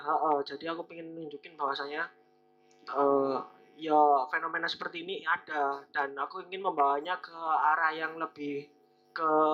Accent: Lumajang, East Java, Indonesia; di daerah saya Lumajang

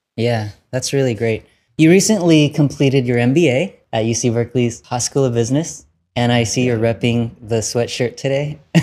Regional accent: Vietnam; I'm from Vietnam and not China

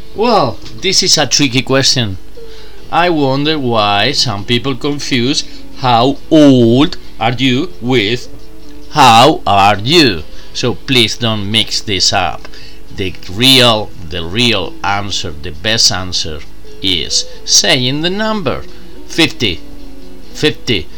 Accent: Spain; English is a second language; I'm from Spain.

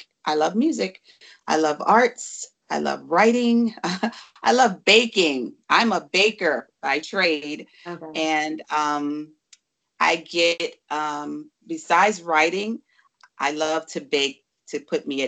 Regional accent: New York City, New York, United States; now in Pennsylvania, United States; I am from the Bronx, New York, and I'm living out here in the mountains of Pennsylvania.

